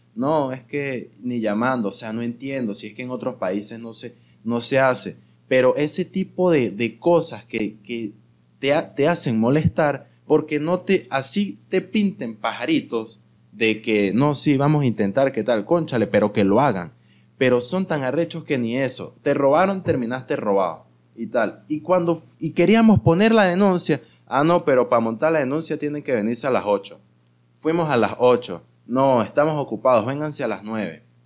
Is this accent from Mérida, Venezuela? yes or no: yes; Mérida, Venezuela; now in Caracas, Venezuela; yo también soy de Mérida